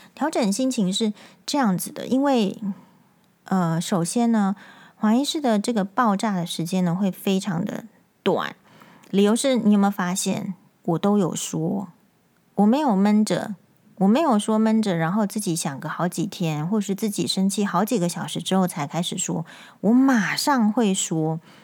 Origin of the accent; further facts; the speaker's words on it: Taiwan; 因为我是台湾人，所以我才会被剥削